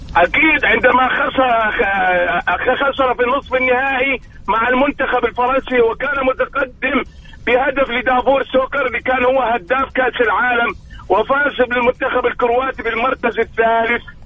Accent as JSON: {"language": "Arabic", "town": "Deir ez-Zor", "region": "Deir ez-Zor Governorate", "country": "Syria", "moved": "yes", "lives_now": "Riyadh, Saudi Arabia", "said": "الكابتن عمر السومة ابن حارتي وابن بلدي وابن نادي وابن مدينتي"}